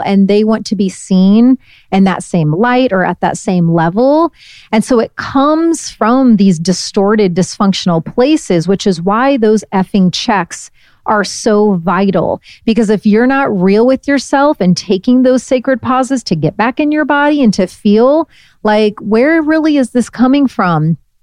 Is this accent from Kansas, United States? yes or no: no; Northeast Indiana, United States; moved away; also born or lived in Brooklyn; I'm from Northeast Indiana